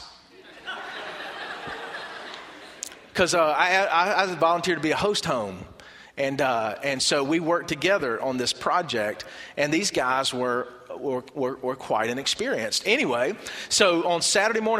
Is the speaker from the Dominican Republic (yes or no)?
no; Barnwell, South Carolina, United States; I'm from Barnwell